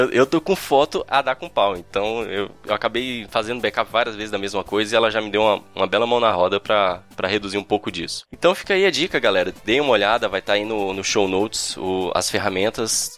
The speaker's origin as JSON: {"language": "Portuguese", "town": "Brasília", "region": "Federal District", "country": "Brazil", "said": "a gente é de Brasília"}